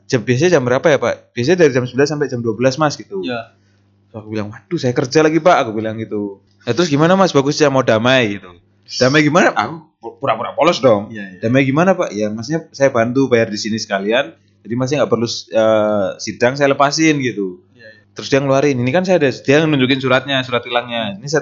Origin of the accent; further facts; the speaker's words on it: Yogyakarta, Special Region of Yogyakarta, Indonesia; also born or lived in NTT; saya lahir di NTT coba besarnya di Jogja pak